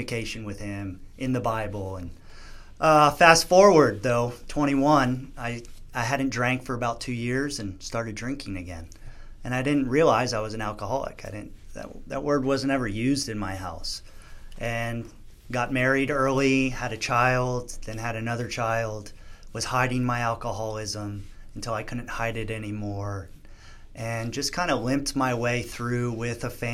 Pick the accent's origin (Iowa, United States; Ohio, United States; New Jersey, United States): New Jersey, United States; I grew up on the East Coast in New Jersey